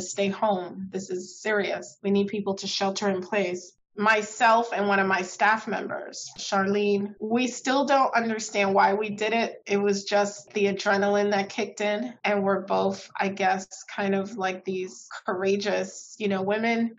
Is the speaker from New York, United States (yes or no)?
yes; New York City, New York, United States; I was born in Southern Crown Heights